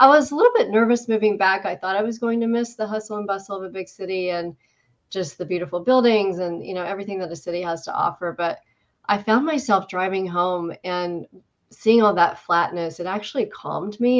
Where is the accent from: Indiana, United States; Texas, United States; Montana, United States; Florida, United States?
Indiana, United States; moved away as an adult; also born or lived in Washington, D.C.; I was born and raised in Indiana